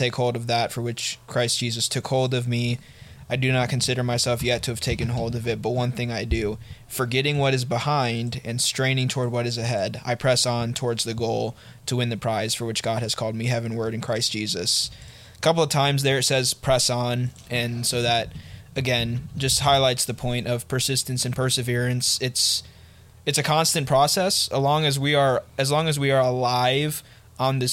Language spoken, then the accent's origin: English; United States; We are American